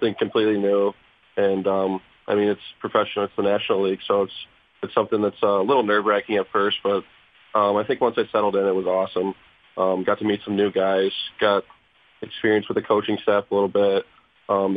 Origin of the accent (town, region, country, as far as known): Detroit area, Southeast Michigan, United States; born or raised there